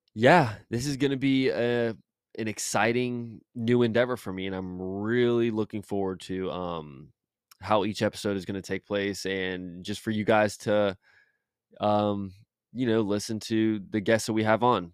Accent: Jacksonville, Florida, United States; born and raised in Jacksonville my whole life, Jacksonville, Florida, shout out Duval

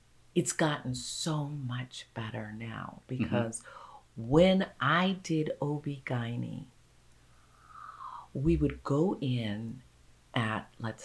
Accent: Brooklyn, New York, United States; In Brooklyn, New York.

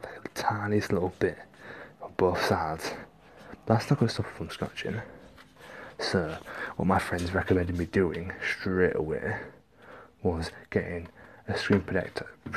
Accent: Hull, Yorkshire and the Humber, United Kingdom; moved away as an adult; now in Windsor, United Kingdom; I'm originally from Hull

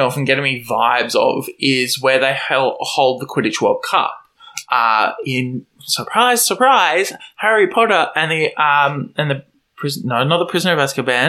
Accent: Australia; to me, as an Australian

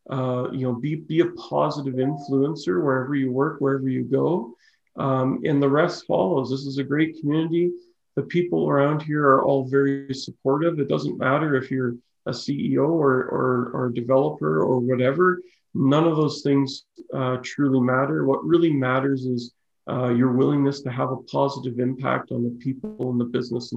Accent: Okotoks, Alberta, Canada; also born or lived in Chatham, Ontario / Prince George, British Columbia / Calgary; now in Cochrane, Canada; I grew up in Okotoks and lived in Calgary and now live in Cochrane.

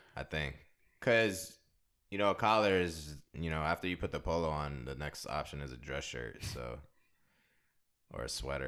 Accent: DMV, United States; also born or lived in San Diego, California; Came over to the Nasty D M V

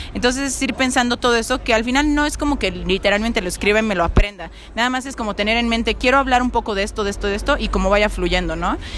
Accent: Mexico; yo como mexicana

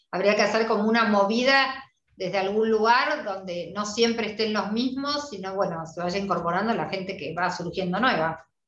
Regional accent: Argentina; somos las argentinas

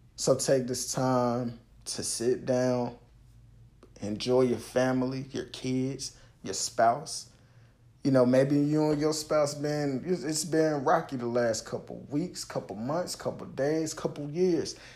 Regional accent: the South, United States; I'm from the South

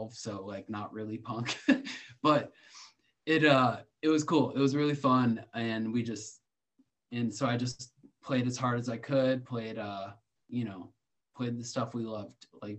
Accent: Milwaukee, Wisconsin, United States; I grew up in Milwaukee

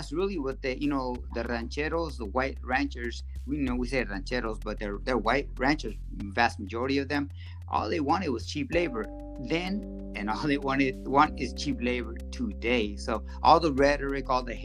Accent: Central Valley, California, United States; first language Spanish; English is a second language; also born or lived in Culiacán, Sinaloa, Mexico / Los Angeles, California / Tulare, California; I grew up here. I wasn't born here though.

